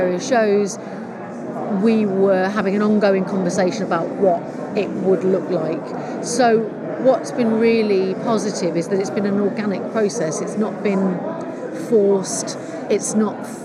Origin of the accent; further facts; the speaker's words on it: Manchester, North West England, United Kingdom; I'm from Manchester, yeah. I live there